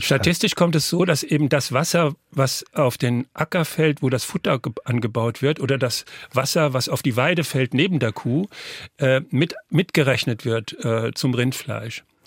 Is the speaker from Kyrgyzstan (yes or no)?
no; Northern Germany, Germany; ich komme ja aus Norddeutschland